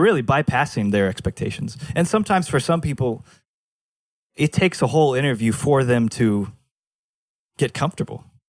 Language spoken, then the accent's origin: English; Fullerton, California, United States; also born or lived in Los Angeles, United States; I'm back in Fullerton, sleeping in my dad's, in the, uh, the laundry room